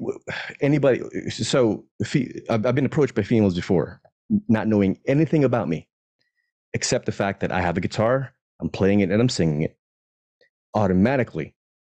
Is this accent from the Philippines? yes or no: yes; Philippines; I am Filipino.